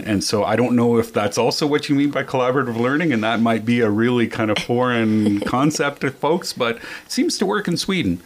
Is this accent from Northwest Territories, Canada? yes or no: yes; Hay River, Northwest Territories, Canada; moved away; I grew up in Hay River, Northwest Territories, a town of 3,000